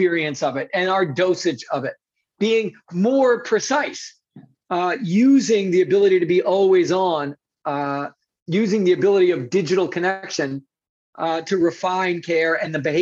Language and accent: English; New York City, New York, United States; I grew up in New York City.